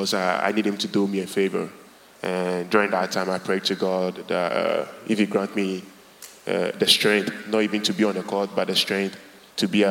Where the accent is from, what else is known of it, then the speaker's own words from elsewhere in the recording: Ghana; now in United States; I grew up in Ghana, West Africa, and I grew up in a Christian household